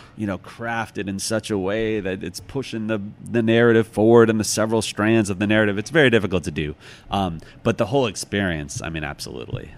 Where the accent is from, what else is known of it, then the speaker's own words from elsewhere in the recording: outside Chicago, Illinois, United States; now in New York, United States; I grew up outside Chicago